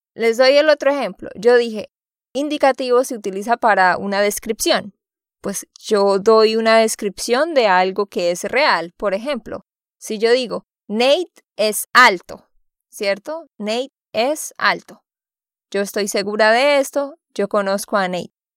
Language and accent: Spanish; Santander, Colombia; de Santander, Colombia